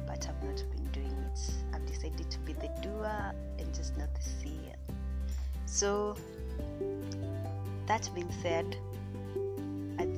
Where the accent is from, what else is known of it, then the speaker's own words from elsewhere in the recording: Kenya; I'm a Kenyan lady